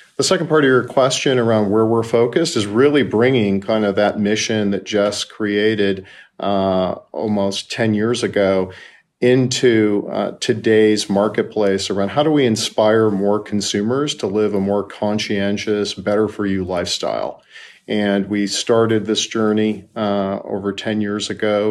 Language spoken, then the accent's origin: English; Chicago, Illinois, United States; now in Playa Vista, California, United States; I'm a native Chicagoan